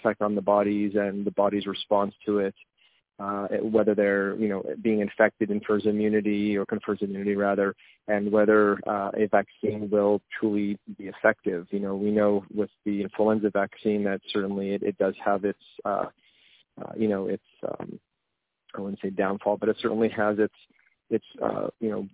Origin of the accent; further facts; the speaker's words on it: Montreal, Quebec, Canada; moved away as an adult; also born or lived in Côte Saint-Luc; now in Pennsylvania, United States; as a Canadian, you know, born and raised in Montreal for half my life and then moved to the United States